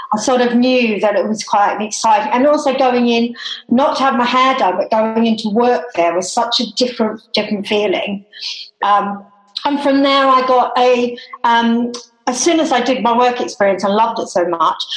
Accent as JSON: {"language": "English", "region": "Tasmania", "country": "Australia", "tie": "born or raised there", "moved": "yes", "said": "I am Australian and I actually was born and grew up in Tasmania"}